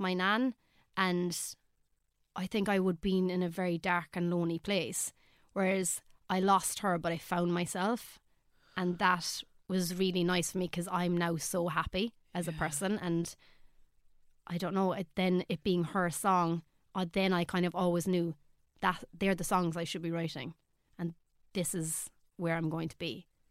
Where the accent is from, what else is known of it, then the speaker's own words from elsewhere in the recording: Ireland; as an Irish artist